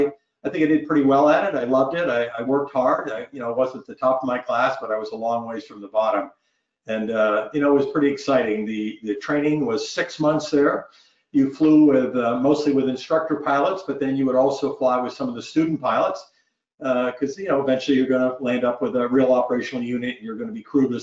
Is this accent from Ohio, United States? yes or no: no; Northeast Vermont, United States; moved away as an adult; a kid growing up in Northeast Vermont that had never been anywhere